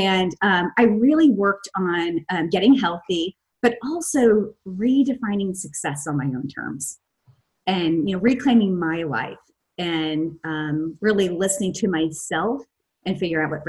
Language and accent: English; Missouri, United States; moved away; also born or lived in Chicago; We're both from Missouri.